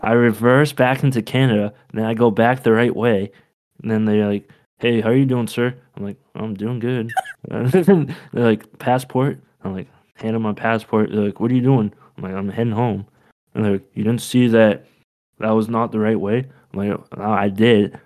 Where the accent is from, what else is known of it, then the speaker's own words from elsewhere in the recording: Maine, United States; I'm from Maine